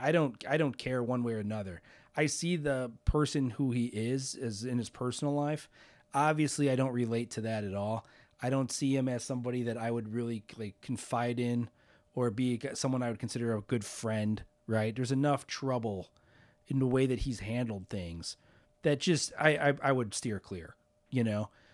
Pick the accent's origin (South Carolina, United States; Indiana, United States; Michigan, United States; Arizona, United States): Indiana, United States; Hammond; I grew up in Hammond